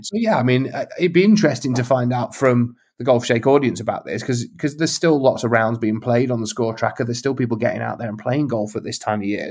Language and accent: English; Lincolnshire, East Midlands, United Kingdom; when I was a kid growing up in Lincolnshire